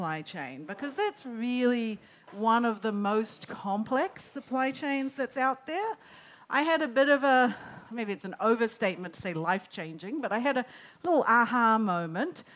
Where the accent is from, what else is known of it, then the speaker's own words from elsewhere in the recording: Auckland, New Zealand; moved away as an adult; also born or lived in United States; I lived in the US for 20 years. I grew up in Auckland